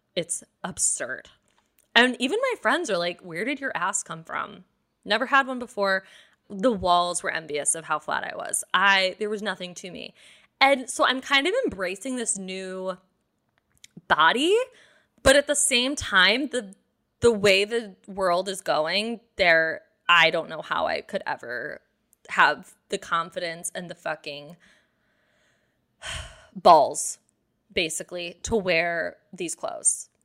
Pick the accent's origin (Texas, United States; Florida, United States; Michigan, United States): Michigan, United States; Detroit; I'm from Detroit